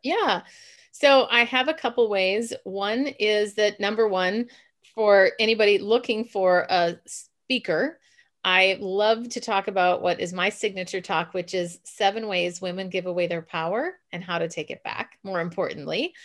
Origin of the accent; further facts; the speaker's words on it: Minneapolis, Minnesota, United States; now in San Francisco, United States; I'm originally from Minneapolis, but now I live in San Francisco